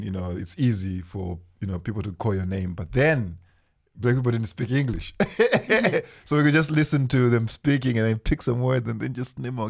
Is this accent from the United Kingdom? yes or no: no; Zimbabwe; first language Shona; English is a second language; moved away; I'm from Africa.